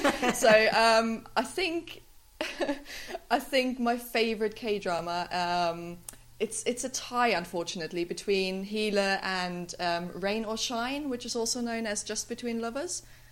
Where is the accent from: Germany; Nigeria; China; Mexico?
Germany; I'm from Germany.